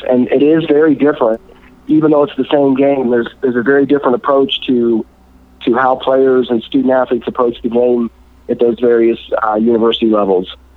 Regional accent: Atlanta, Georgia, United States; I grew up in the Atlanta area

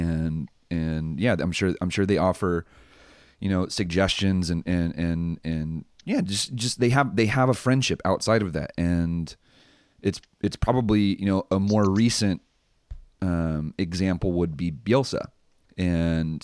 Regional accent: United States; as American coaches

